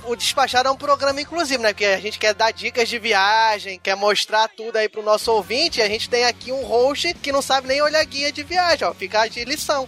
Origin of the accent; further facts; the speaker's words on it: Cabo Frio, Rio de Janeiro, Brazil; eu sou de Cabo Frio, moro do lado de Arraial do Cabo